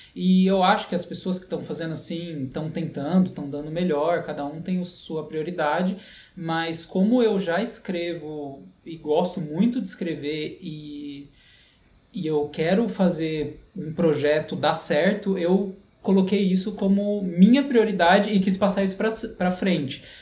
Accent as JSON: {"language": "Portuguese", "region": "São Paulo", "country": "Brazil", "tie": "born or raised there", "also_born_or_lived": "Canada / Europe", "moved": "as an adult", "said": "sou nascido na, em São Paulo, capital, na Zona Leste"}